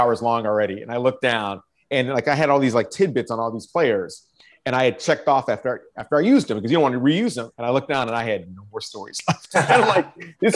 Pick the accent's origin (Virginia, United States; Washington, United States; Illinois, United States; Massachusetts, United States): Illinois, United States; Chicago; moved away as an adult; now in Philadelphia, United States; I grew up in Chicago